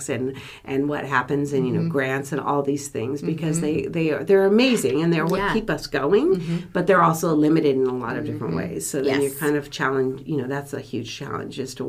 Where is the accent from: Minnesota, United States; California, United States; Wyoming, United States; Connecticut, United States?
California, United States; Sonoma County; I was born and raised in Sonoma County